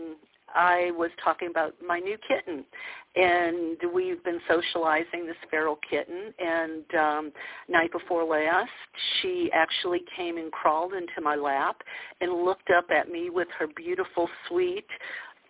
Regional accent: the South, United States; growing up in the South

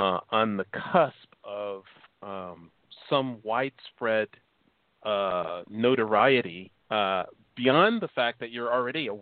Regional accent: Chicago, Illinois, United States; now in California, United States; I'm from Chicago.

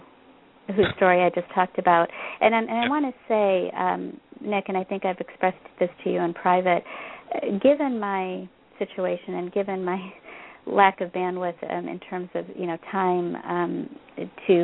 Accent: Bangalore, Karnataka, India; now in Illinois, United States; my hometown, Bangalore, which is in the state of Karnataka

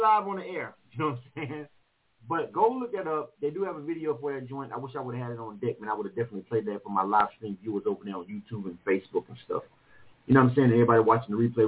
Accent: Panama City, Florida, United States; now in Atlanta, United States; I'm from Panama, uh, Florida

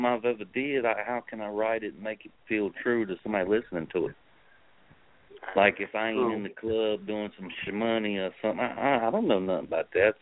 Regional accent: New York City, New York, United States; moved away; also born or lived in Sicily, Italy / New Orleans, Louisiana; I was born in Sicily. We moved to America in 83 and then raised in Bed-Stuy, Brooklyn

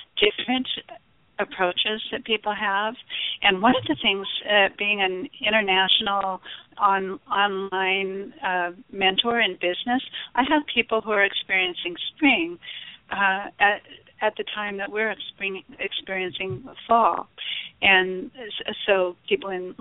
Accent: Arizona, United States; I was born in Arizona

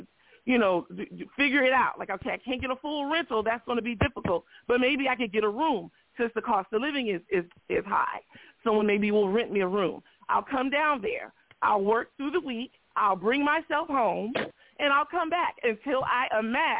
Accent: California, United States; as a Californian

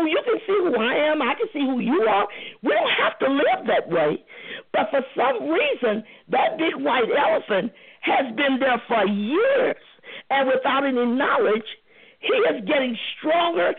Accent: St. Louis, Missouri, United States; me and Reva from the same hometown. I'm from St. Louis, too

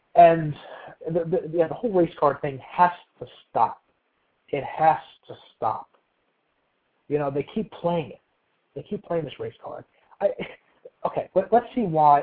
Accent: New Jersey, United States; I'm from New Jersey

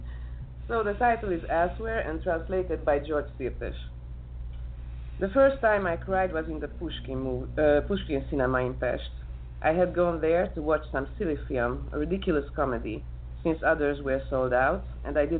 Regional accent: Bačka Topola, Vojvodina, Serbia; English is a second language; moved away as an adult; now in Budapest, Hungary; I was born in Yugoslavia, in Bačka Topola. This is a small town in the part of Vojvodina. I was raised up there.

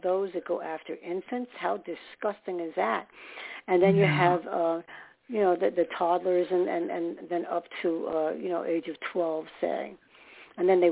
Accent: New York, United States; moved away; also born or lived in Staten Island, New York; I was born in New York, so I was comfortable in the city

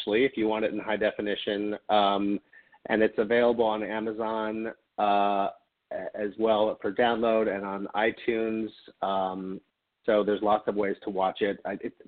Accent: Louisville, Kentucky, United States; moved away; I grew up in Louisville, Kentucky

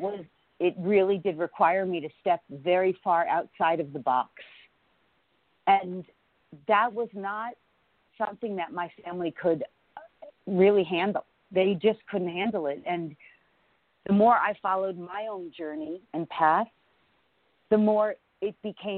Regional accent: Larchmont, New York, United States; also born or lived in Bronx, New York; I was born in the Bronx, New York, in a very sort of low-income area. But I, as a young girl, lived in Larchmont, New York. So until college, I lived in Larchmont, New York

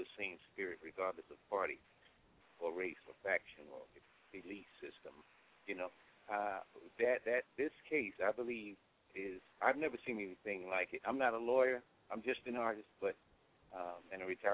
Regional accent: New York City, New York, United States; now in Decatur, United States; I grew up in the South Bronx

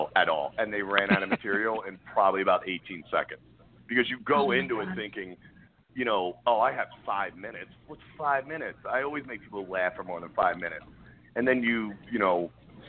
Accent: Delco, Pennsylvania, United States; also born or lived in Philadelphia, Pennsylvania; I'm from Delco

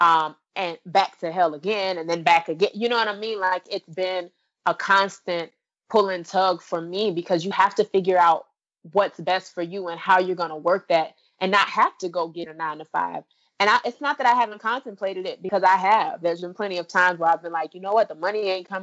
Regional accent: Orlando, Florida, United States; my hometown of Orlando

